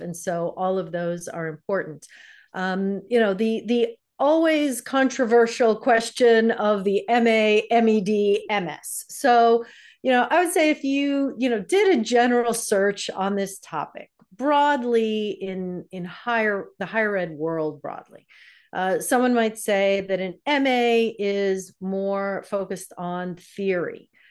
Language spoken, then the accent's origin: English; New York, United States; moved away as an adult; now in Michigan, United States; I'm from New York